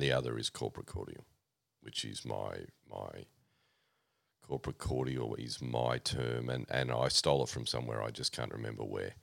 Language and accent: English; Oxford, South East England, United Kingdom; now in Australia; born, born in Oxford, uh, to my parents.